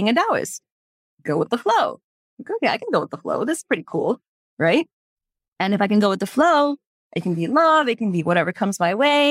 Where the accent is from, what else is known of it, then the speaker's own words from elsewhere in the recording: Houston, Texas, United States; growing up in the United States, in Houston, Texas